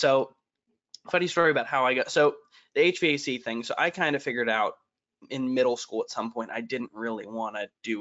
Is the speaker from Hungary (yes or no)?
no; Northeast Ohio, United States; now in Lima, United States; I'm in Lima. I'm from Northeast.